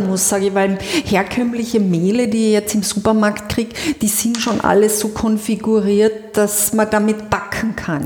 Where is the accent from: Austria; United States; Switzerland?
Austria; Carinthia; als Kärntnerin